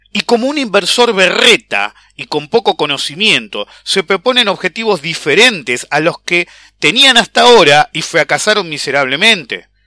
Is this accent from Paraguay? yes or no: no; Argentina; e importamos comida, flaco. Somos Argentina. Le dimos de comer durante en la Segunda Guerra Mundial